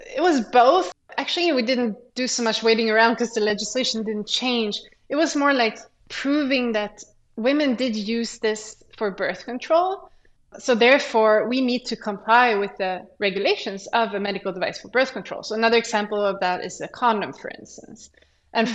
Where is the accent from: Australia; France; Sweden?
Sweden; moved away; I'm from Sweden. And there you kind of choose a direction already when you start high school. So in mm-hmm. high school, I studied like uh, the science program